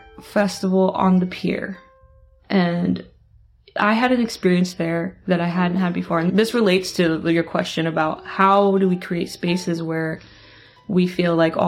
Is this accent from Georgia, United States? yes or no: no; Utah, United States; moved away; also born or lived in Seattle; I grew up in Utah, constantly whitewashed over.